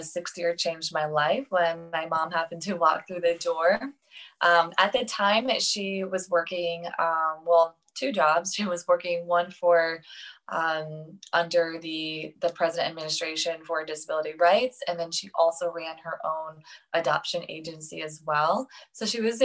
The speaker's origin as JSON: {"language": "English", "region": "Saint Petersburg", "country": "Russia", "tie": "born or raised there", "moved": "yes", "said": "I grew up in St. Petersburg, Russia, with spina bifida"}